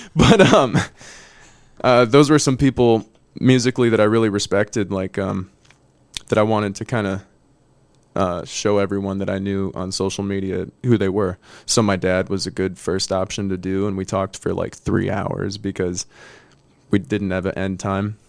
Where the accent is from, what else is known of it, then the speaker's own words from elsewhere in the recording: De Pere, Wisconsin, United States; also born or lived in California; I'm from De Pere